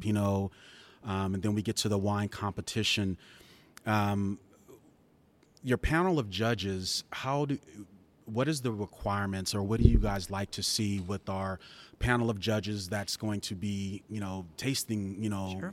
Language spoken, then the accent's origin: English; San Antonio, Texas, United States; one of my hometown wineries you know, mm-hmm. right here in San Antonio